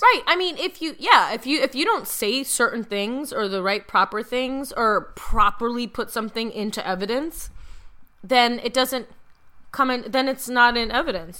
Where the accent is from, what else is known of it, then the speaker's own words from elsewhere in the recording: Midwest, United States; I'm from the Midwest